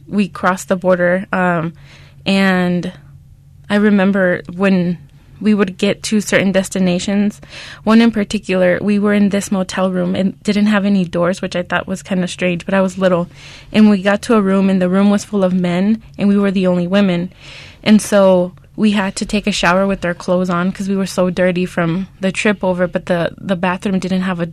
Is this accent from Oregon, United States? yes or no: no; Arizona, United States; growing up in Arizona during the reign of Joe Arpaio